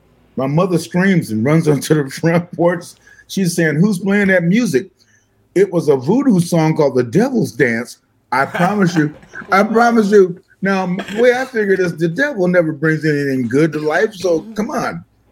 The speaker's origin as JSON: {"language": "English", "region": "Arkansas", "country": "United States", "tie": "born or raised there", "also_born_or_lived": "Michigan", "said": "I was born in Michigan. And when I was three, I think it was, my family moved back to Arkansas."}